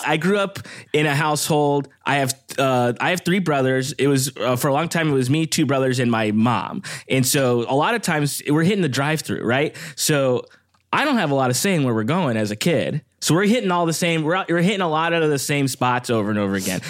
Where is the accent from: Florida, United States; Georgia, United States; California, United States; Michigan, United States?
California, United States; Downey; also born or lived in Lakewood / Long Beach; I grew up in Downey